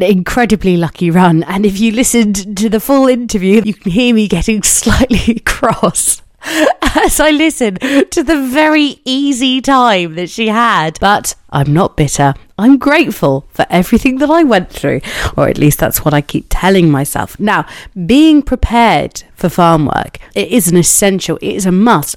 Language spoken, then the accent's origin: English; Cornwall, South West England, United Kingdom; I'm from Cornwall